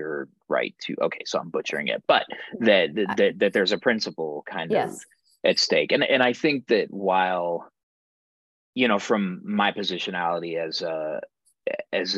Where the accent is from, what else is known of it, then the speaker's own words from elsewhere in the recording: Denver, Colorado, United States; as a Chicano growing up in Denver's East Side